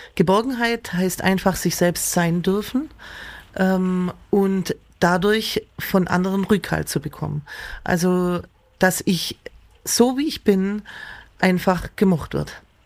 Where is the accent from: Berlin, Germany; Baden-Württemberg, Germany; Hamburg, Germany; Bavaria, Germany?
Baden-Württemberg, Germany; Wangen im Allgäu; also born or lived in Amtzell; also ich bin aufgewachsen, also praktisch in Amzell geboren, in den Wangen aufgewachsen